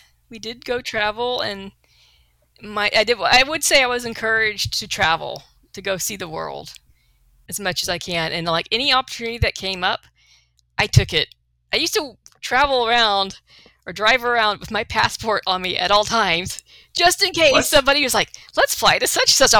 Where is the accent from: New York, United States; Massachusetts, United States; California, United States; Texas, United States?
Texas, United States; La Porte; accent: Texas; I grew up in La Porte.